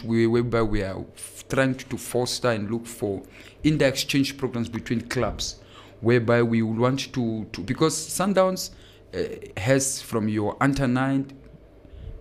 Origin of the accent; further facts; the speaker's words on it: Okahandja, Otjozondjupa, Namibia; I hail from the Garden Town